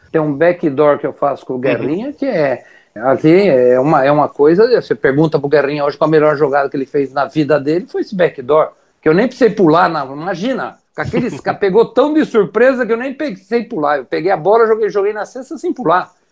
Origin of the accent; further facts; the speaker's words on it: Brazil; E graças a Deus a gente é brasileiro, né?